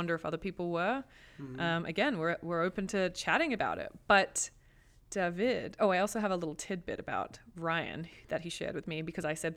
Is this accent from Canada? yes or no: no; Australia; accent: Australian; moved away; I'm fucking Australian, man. I mean, I feel like my accent gets really strong when I talk to my dad